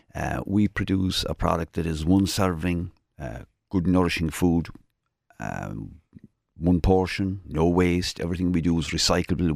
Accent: Kerry, Munster, Ireland; moved away as an adult; now in Cork, Ireland; I came from Kerry, uh, twenty-five years ago

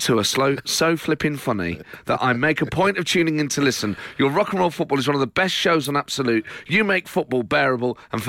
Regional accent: Nottingham, East Midlands, United Kingdom; We're from Nottingham

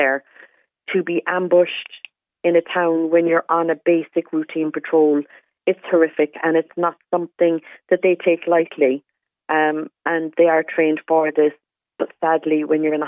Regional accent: Cobh, Munster, Ireland; I'm from Cove

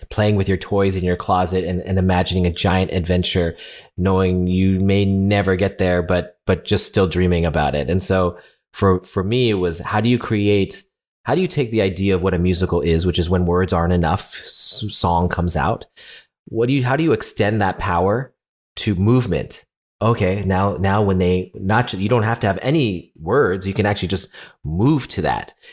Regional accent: California, United States; I'm not Latino, I'm from California, the other side, from a Chinese restaurant, uh, owners.

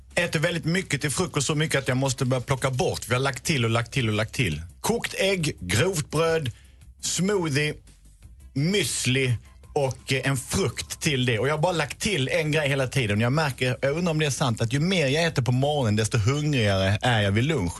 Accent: Lund, Skåne, Sweden; jag är också bördig från Lund

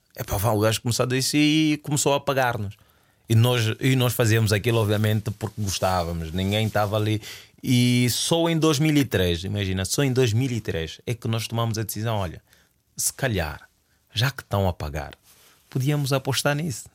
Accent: Luanda, Luanda Province, Angola; moved away; also born or lived in Portugal; eu saí do Sambizanga eh, e fui viver para a ilha de Luanda.

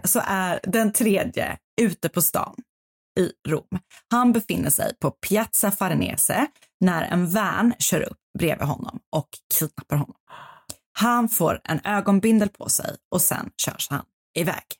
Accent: Stockholm, Stockholm County, Sweden; born or raised there

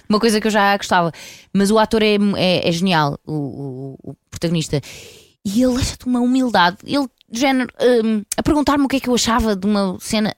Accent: Porto, Norte, Portugal; eu sou do Porto

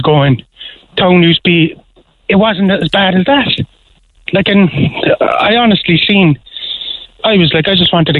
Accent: Cork, Munster, Ireland; I grew up in the Middle Parish area

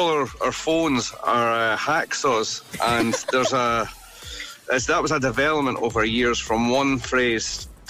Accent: Scotland, United Kingdom; because we're Scottish, with Scottish slang, we'd pronounce it your dog and bone.

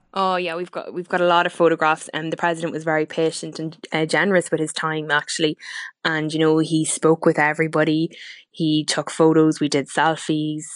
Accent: Cooley peninsula, County Louth, Ireland; our family and for our county and the peninsula here in Cooley

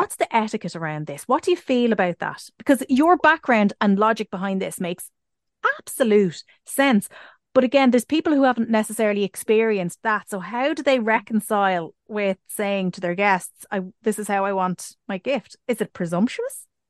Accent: Ireland; us being Irish

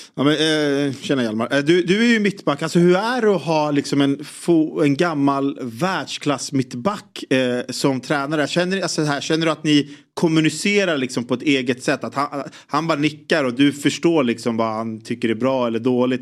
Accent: Sweden; som svensk

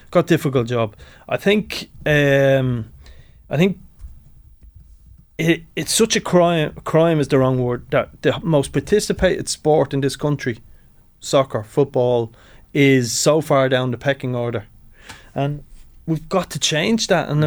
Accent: Tallaght, County Dublin, Ireland; I'm from Tala originally. We give Tala Town, my my first club, brilliant club

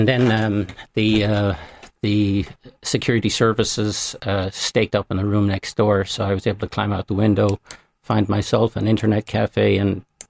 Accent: Ireland; And when I walked across the border to no man's land, I was greeted with as royalty, as being Irish.

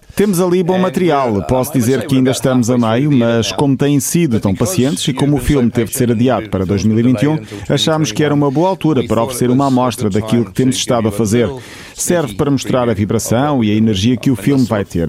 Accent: Terceira Island, Azores, Portugal; moved away; a Ilha Terceira foi onde eu cresci

